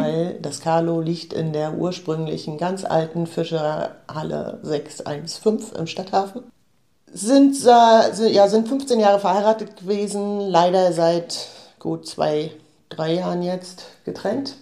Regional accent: Rostock, Mecklenburg-Vorpommern, Germany; also born or lived in Offenbach; ich bin gebürtige Rostockerin

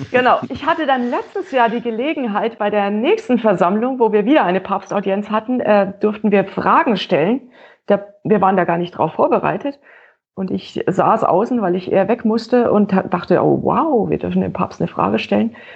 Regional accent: Franconia, Bavaria, Germany; Als Fränkin

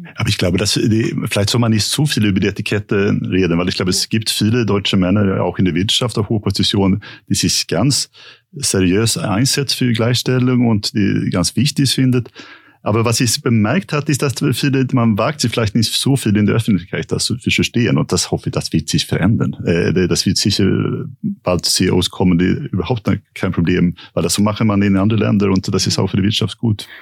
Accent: Sweden; German is a second language; now in Germany; für mich als Schwede

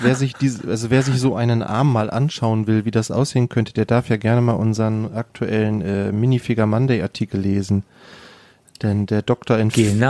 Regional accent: Germany; bei uns in Deutschland

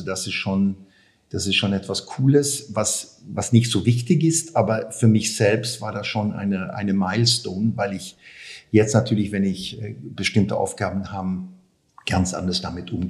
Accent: Sweden; German is a second language; ja, ich bin in, in, in Schweden aufgewachsen. Ähm, ganz schönes Land damals, mhm. ganz ruhig

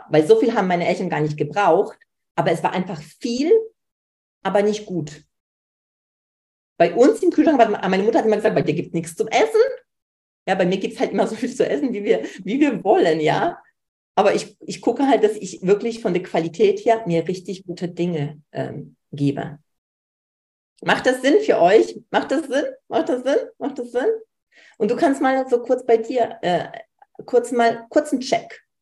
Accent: Poland; Ich komme aus Polen, wenig Geld, bei mir zu Hause

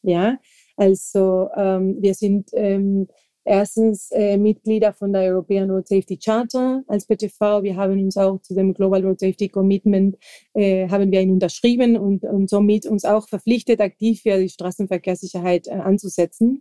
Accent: Santa Cruz de la Sierra, Santa Cruz, Bolivia; German is a second language; moved away as an adult; now in Germany; ich komme ursprünglich aus Bolivien, Südamerika

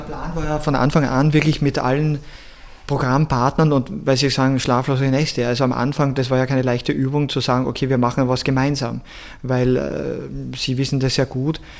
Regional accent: Seckau, Styria, Austria; moved away as an adult; also born or lived in Graz / Mexico City / New York City / Paris; meine ganze Kindheit aufgewachsen bin in Seckau, Obersteiermark

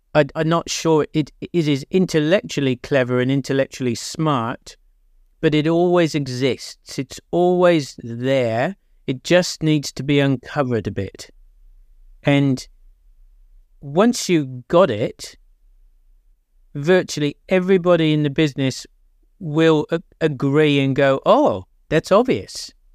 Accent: England, United Kingdom; now in New Zealand; I'm English

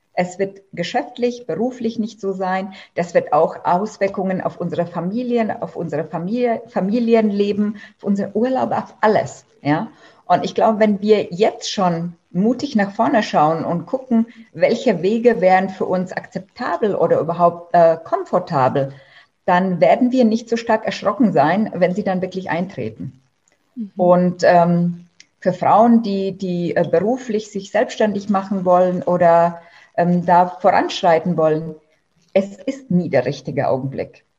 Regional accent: Germany; bei uns in Deutschland

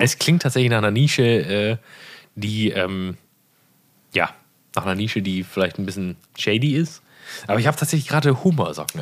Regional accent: Erkrath, North Rhine-Westphalia, Germany; in Hochdahl, wo ich aufgewachsen bin

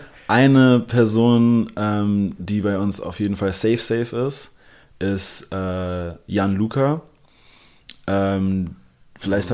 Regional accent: Berlin, Germany; first language English; German is a second language; Also ich bin gebürtiger Berliner und ja. lebe mein ganzes Leben hier. Also meine Muttersprache ist zwar Englisch, aber Deutsch folgte so okay. dicht dahinter

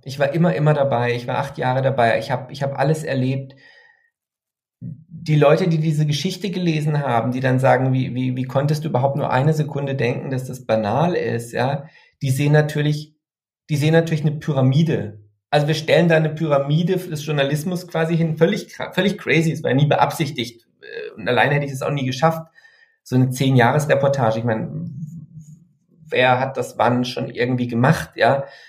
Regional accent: Freiburg area, Baden-Württemberg, Germany; in einer Gegend, die ich ja kannte, weil ich da aufgewachsen bin im Freiburger Umland, die eher konservativ ist

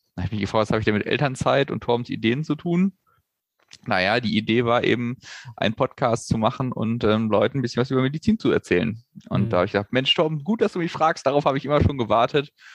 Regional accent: Hanover, Lower Saxony, Germany; wir beide gebürtig aus Hannover kommen

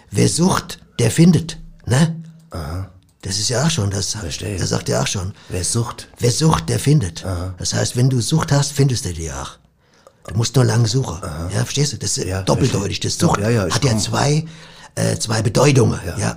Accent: Cologne, North Rhine-Westphalia, Germany; Also ich komme ja aus Köln und ich habe ständig das Verlangen nach einer halben Hahn.

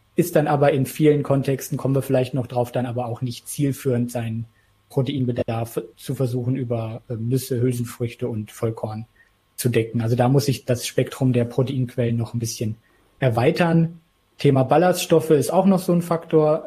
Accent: Isernhagen, Lower Saxony, Germany; ich komme eben auch aus Hannover

